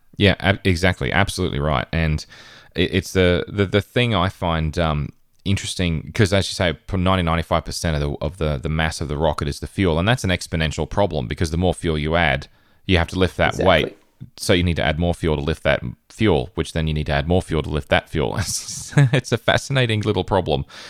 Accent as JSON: {"language": "English", "region": "Queensland", "country": "Australia", "said": "in northern Queensland, um, in my home state in Australia."}